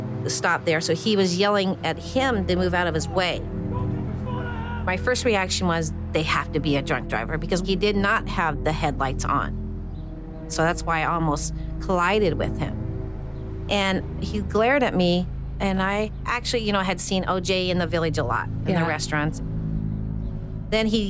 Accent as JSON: {"language": "English", "town": "Indianapolis", "region": "Indiana", "country": "United States", "tie": "born or raised there", "said": "I have relatives in Elkhart, but I grew up in Indianapolis"}